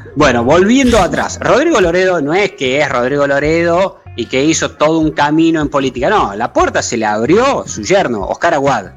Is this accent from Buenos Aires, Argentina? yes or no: no; Río Negro, Argentina; yo soy renegrino, así que no soy cordobés